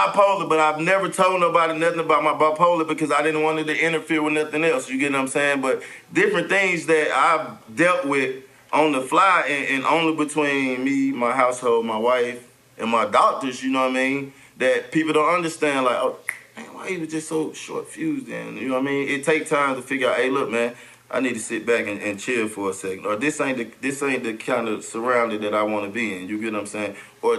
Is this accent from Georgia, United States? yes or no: yes; Atlanta, Georgia, United States; Everybody, I grew up in Bankhead Projects, where … them from.